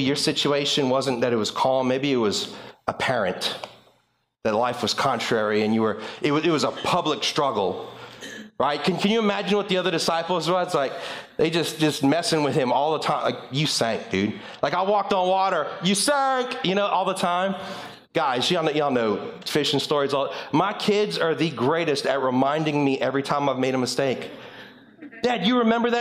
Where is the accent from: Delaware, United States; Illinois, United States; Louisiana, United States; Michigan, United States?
Louisiana, United States; LaPlace; moved away as an adult; also born or lived in Springfield, Louisiana; now in North Shore, Louisiana, United States; I'm originally from La Place, and I moved up here when I turned 21 years old